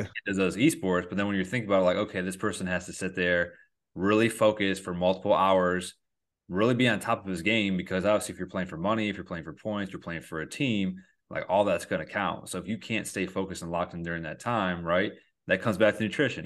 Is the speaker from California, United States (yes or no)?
no; Endicott, New York, United States; I come from a really small town called Endicott, New York